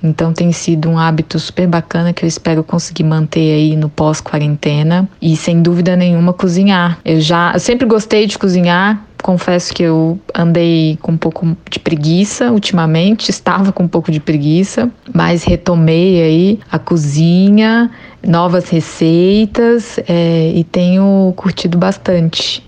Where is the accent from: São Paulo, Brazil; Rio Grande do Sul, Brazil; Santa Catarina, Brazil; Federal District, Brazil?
Federal District, Brazil; Brasília; sou brasiliense, nascida e criada em Brasília